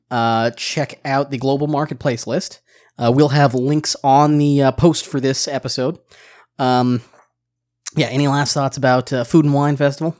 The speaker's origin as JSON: {"language": "English", "town": "Seattle", "region": "Washington", "country": "United States", "tie": "born or raised there", "moved": "yes", "said": "my hometown of Seattle, Washington"}